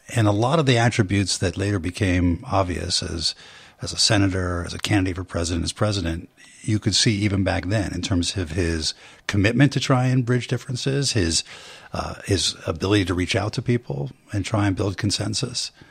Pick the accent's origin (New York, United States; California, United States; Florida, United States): California, United States; Bay Area; I grew up in the Bay Area